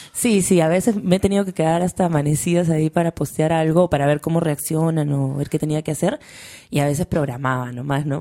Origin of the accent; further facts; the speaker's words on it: Lima, Peru; moved away as an adult; now in Madrid, Spain; Yo cuando me fui de Lima